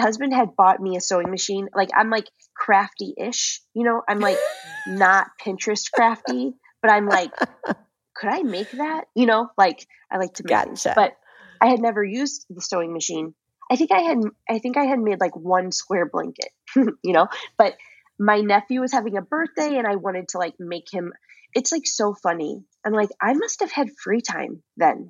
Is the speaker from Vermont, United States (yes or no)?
no; St. Louis, Missouri, United States; moved away; also born or lived in Seattle; I'm from St. Louis, but we were living in Seattle at the time.